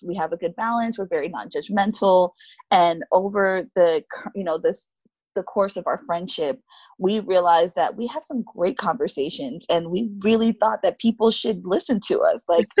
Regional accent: South Florida, United States; now in Denver, United States; we're both from South Florida, so I'm sure that helps to have like that commonality. We both were raised by Haitian, you know, her Haitian stepdad, my Haitian parents.

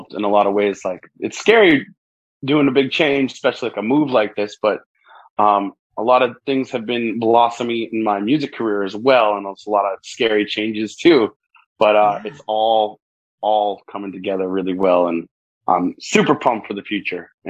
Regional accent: New Hampshire, United States; moved away as an adult; also born or lived in Massachusetts; now in Key West, United States; I'm originally from New Hampshire and southern New Hampshire and Massachusetts area

